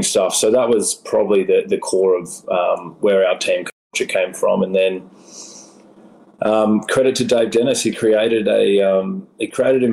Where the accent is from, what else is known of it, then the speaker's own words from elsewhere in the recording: Sydney, New South Wales, Australia; moved away as an adult; now in Los Angeles, United States; my hometown in Manly in Sydney, Australia